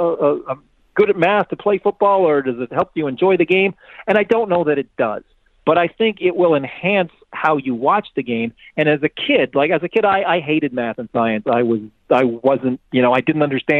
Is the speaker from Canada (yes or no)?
yes; Canada; I'm Canadian